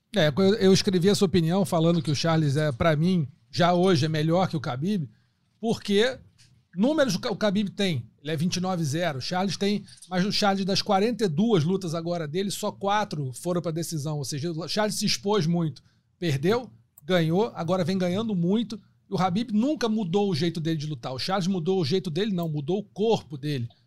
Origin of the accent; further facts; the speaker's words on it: Brazil; eu sou brasileiro